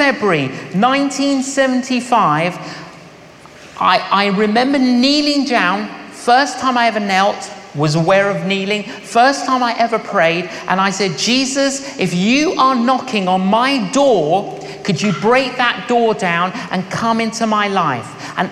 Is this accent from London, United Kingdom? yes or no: yes; London, United Kingdom; when I was growing up in London, I was an agnostic